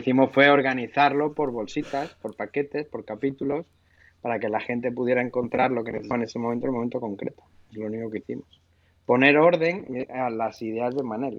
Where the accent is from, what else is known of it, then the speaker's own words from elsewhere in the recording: Seville, Andalusia, Spain; Y yo que he, crecido en el, en el, sur, entre diferentes sitios, pero he crecido en Sevilla y me siento bastante sevillana eh, y andaluz